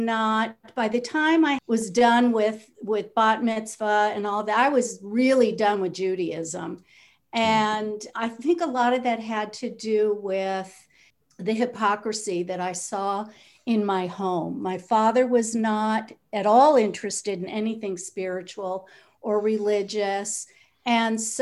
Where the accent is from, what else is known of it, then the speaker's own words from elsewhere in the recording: Los Angeles, California, United States; I grew up in Southern California in the Los Angeles, in a suburb of Los Angeles.